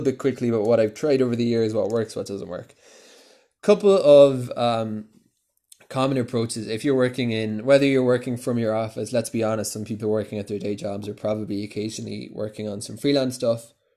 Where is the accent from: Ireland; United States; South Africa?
Ireland; Cork, Munster; moved away as an adult; also born or lived in London, United Kingdom; now in Jerusalem, Israel; I'm originally from Cork in Ireland.